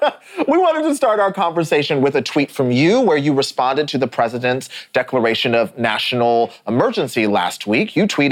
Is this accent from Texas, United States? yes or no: yes; Lewisville, Texas, United States; I grew up in Lewisville